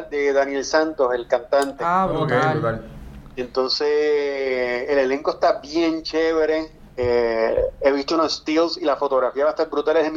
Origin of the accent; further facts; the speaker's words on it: San Juan, Puerto Rico; moved away as an adult; also born or lived in Los Angeles; now in Florida, United States; Yo vivo en la Florida ahora mismo, pero soy de Cupey.